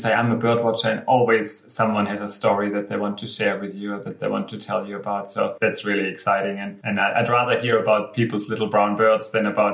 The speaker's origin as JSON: {"language": "English", "area": "Black Forest", "region": "Baden-Württemberg", "country": "Germany", "tie": "born or raised there", "moved": "as an adult", "lives_now": "Cairns, Australia", "said": "I grew up in Germany, and it's a much smaller country than Australia"}